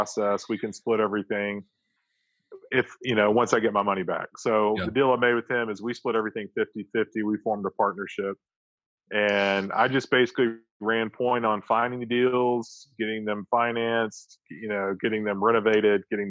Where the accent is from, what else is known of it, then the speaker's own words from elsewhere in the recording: Florence, Alabama, United States; now in Huntsville, United States; I grew up in Florence, Alabama